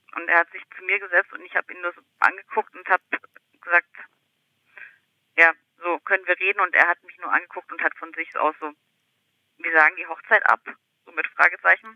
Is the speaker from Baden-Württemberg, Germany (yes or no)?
yes; Ulm, Baden-Württemberg, Germany; moved away; also born or lived in Hamburg; ich stamme ursprünglich aus Ulm